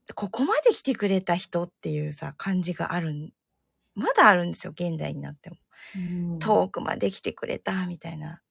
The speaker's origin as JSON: {"language": "Japanese", "region": "Tohoku", "country": "Japan", "accent": "Tohoku dialect", "said": "自分は東北弁の日本語"}